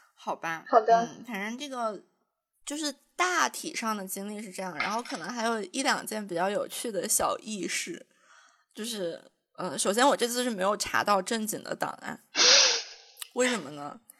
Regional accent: Jiangxi, China; 我是江西人

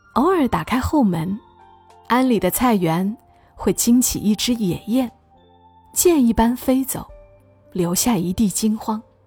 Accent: Hunan, China; 我们湖南人

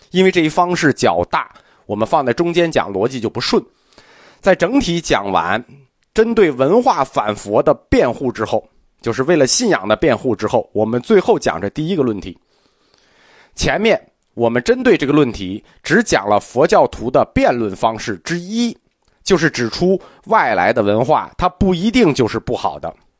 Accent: China; 我们中国人

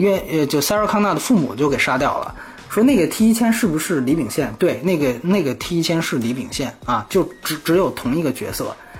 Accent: China

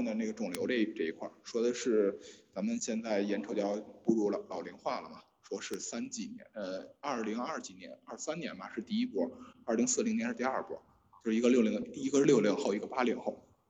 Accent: Beijing, China; 我就北京人，北京人。

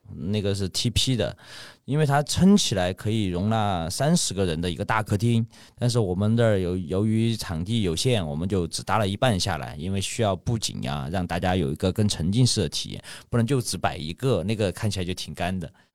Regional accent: Ya'an, Sichuan, China; also born or lived in Chengdu; 我老家是那个四川雅安

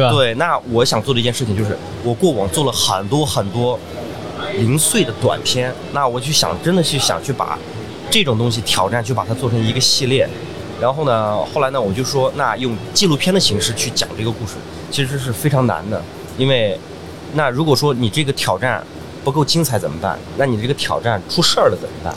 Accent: Xinjiang, China; moved away; 其实我从新疆走出来的时候

